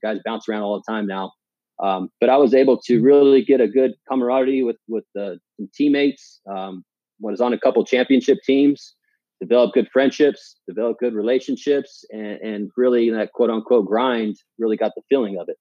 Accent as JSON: {"language": "English", "town": "Palm Springs", "region": "California", "country": "United States", "tie": "born or raised there", "also_born_or_lived": "Washington", "moved": "as an adult", "said": "I grew up in the Palm Springs area. Went to high school there"}